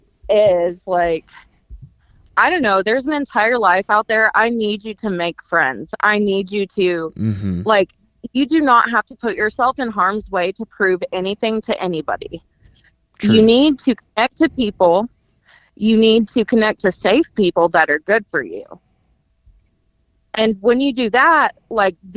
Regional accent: Knoxville, Tennessee, United States; now in Johnson City, United States; I was born in Knoxville, but right now, currently I live in Johnson City, but you know, my family is all in Knoxville and Maryville

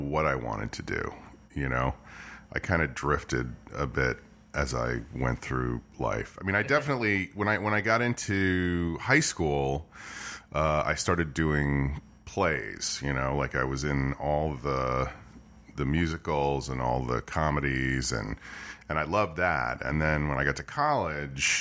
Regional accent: New Rochelle, New York, United States; I am from a town called New Rochelle, New York, which is right outside New York City

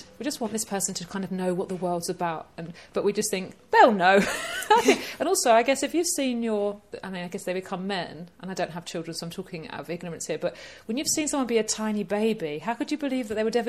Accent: East of England, United Kingdom; I know, this is, I can say it because I'm from Essex.

